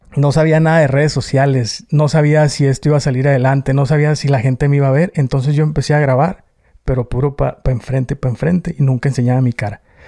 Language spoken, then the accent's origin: Spanish; Tijuana, Baja California, Mexico; accent: norteño; now in United States; Yo soy nacido en Tijuana. La mayoría éramos nacidos en Tijuana